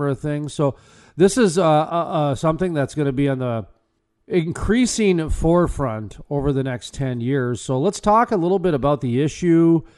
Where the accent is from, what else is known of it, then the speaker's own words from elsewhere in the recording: North Dakota, United States; growing up in North Dakota and being in the Bakken